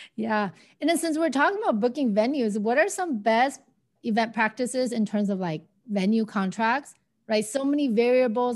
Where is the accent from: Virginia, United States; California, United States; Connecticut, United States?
California, United States; Arcadia; now in Pasadena, United States; I grew up in Arcadia